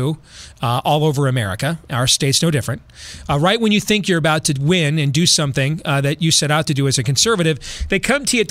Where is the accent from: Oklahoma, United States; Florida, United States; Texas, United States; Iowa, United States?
Iowa, United States; here in my home state of Iowa